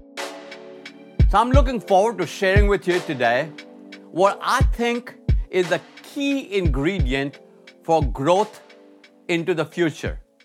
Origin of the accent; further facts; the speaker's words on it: India; moved away as an adult; also born or lived in Michigan, United States; growing up in India